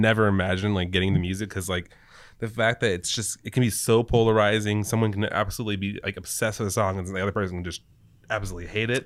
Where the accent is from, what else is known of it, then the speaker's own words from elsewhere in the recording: California, United States; also born or lived in New Mexico; age six was this year that we moved from New Mexico to California.